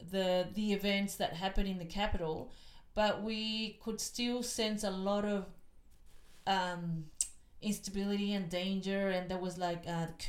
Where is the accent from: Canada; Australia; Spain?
Australia; Melbourne, Victoria; also born or lived in Chile; And from there, we moved to Broadmeadows. That's where we grew up. I went to school in that area, in Glenroy. And then I grew up in Australia.